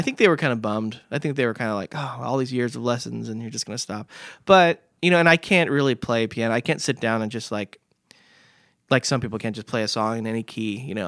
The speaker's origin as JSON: {"language": "English", "town": "Vista", "region": "California", "country": "United States", "tie": "born or raised there", "said": "I grew up in Vista"}